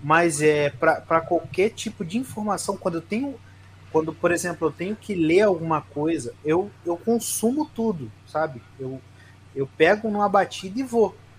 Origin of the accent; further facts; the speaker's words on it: Rio de Janeiro, Brazil; eu sou do Rio de Janeiro.